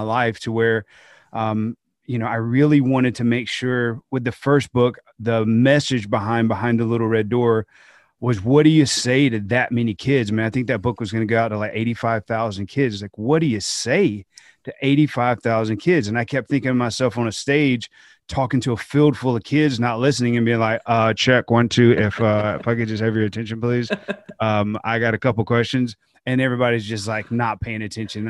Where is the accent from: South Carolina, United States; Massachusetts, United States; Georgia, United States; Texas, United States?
Georgia, United States; kids in my home state